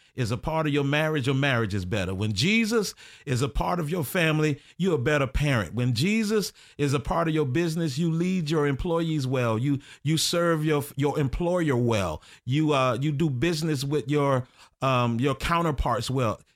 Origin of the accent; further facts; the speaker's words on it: Orlando, Florida, United States; I grew up in Tangelo